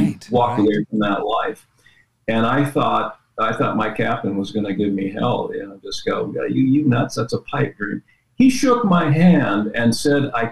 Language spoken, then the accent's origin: English; Westminster, California, United States; I went to Westminster. Yeah. I grew up there